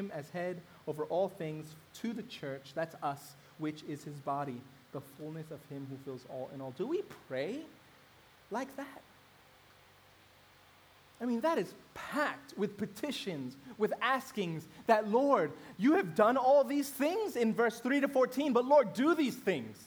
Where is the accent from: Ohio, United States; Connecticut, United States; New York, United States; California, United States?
New York, United States; New York City; I grew up in Brooklyn in a mainly African-American neighborhood